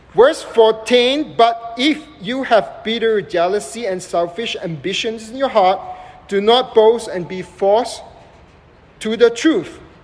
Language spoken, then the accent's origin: English; Malaysia; also born or lived in United States; now in Dallas, United States; I was born and raised in Southeast Asia